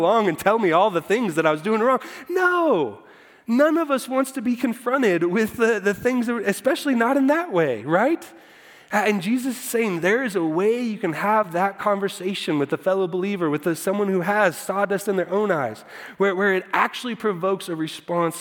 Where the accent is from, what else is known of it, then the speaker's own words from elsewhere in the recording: Iowa, United States; I grew up in Iowa